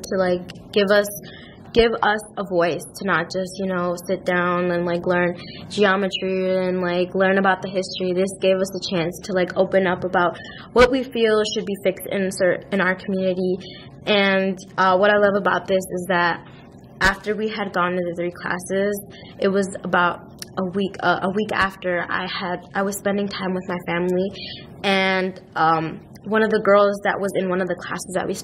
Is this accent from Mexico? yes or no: yes; Mexico; I'm from Mexico